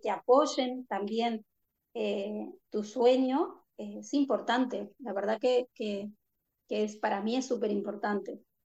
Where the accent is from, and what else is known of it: Uruguay; born or raised there; moved away